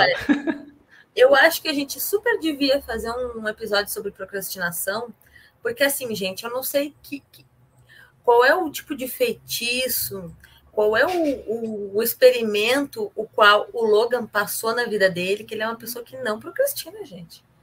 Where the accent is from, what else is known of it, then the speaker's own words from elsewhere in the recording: Rio Grande do Sul, Brazil; now in Curitiba, Brazil; eu sou do Rio Grande do Sul